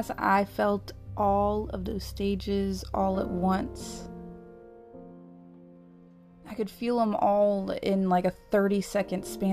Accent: United States; moved away as an adult; I've come back to a country, my homeland

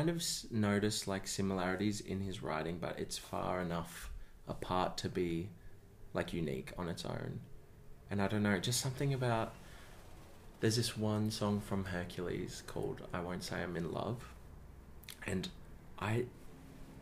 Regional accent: Melbourne, Victoria, Australia; moved away as an adult; now in Sydney, Australia; I grew up in the eastern suburbs of Melbourne, around Ringwood, Croydon, Lilydale area.

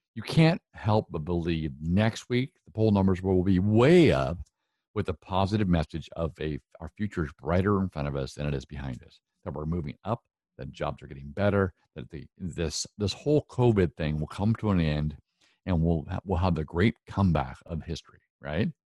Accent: Northwest, United States; accent: Northwest

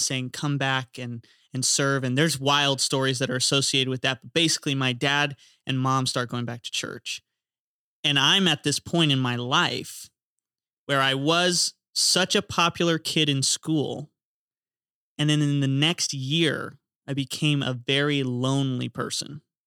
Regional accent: Florida, United States; growing up in Florida, baptisms are cool 'cause we use the ocean

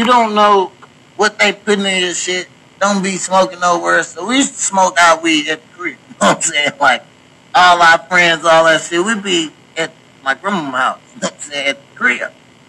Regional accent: Washington, United States; now in Missouri, United States; I stay here in Missouri. I am a licensed cultivated grower. You know what I'm saying? I come from Washington.

